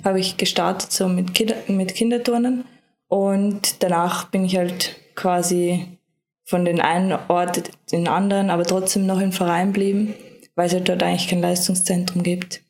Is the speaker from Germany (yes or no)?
no; Lower Austria, Austria; now in Vorarlberg, Austria; bei meinen Eltern, also in Niederösterreich, das ist auch mein, meine Heimat